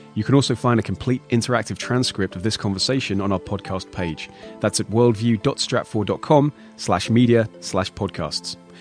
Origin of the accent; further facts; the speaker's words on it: United Kingdom; I'm British